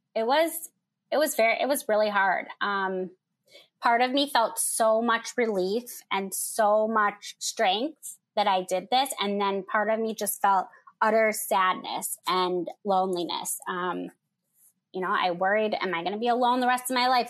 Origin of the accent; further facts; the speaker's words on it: Michigan, United States; moved away as an adult; now in Chicago, United States; I'm from Michigan. I live in Chicago.